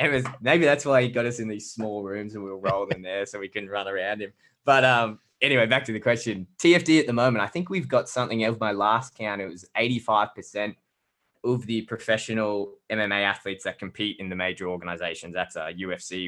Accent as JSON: {"language": "English", "town": "Brisbane", "region": "Queensland", "country": "Australia", "said": "we're from the same city, right? We're from Brisbane."}